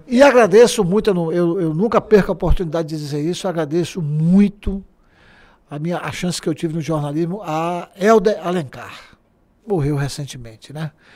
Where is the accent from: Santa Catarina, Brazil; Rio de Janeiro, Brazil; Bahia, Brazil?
Bahia, Brazil; Alagoinhas; also born or lived in Salvador; Eu sou de Alagoinhas que eu vivi em Alagoinhas até os 14 anos de idade.